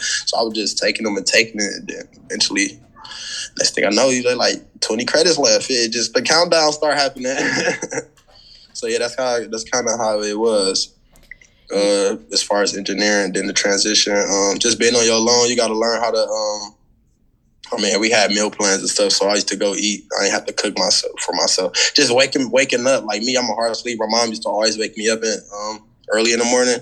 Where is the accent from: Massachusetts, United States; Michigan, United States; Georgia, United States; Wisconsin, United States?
Wisconsin, United States; Milwaukee; moved away as an adult; also born or lived in St. Cloud, Minnesota; I came from Milwaukee, Wisconsin, and I went to school in St. Cloud, Minnesota